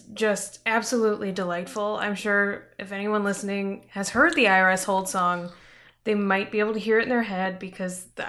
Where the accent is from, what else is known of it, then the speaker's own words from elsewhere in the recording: Kansas City, United States; also born or lived in Brooklyn; now in Minneapolis, United States; I grew up in Kansas City